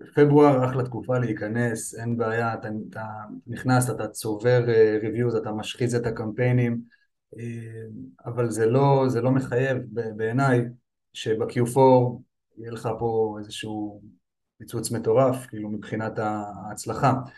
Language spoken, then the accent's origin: Hebrew; Petah Tikva, Central District, Israel; אני בן 36, נולדתי וגדלתי בפתח תקווה.